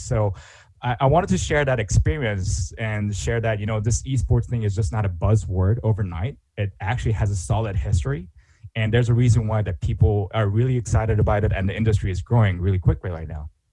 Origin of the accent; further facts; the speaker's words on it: South Korea; moved away as an adult; also born or lived in Pittsburgh / Europe; now in Japan; I'm originally from Korea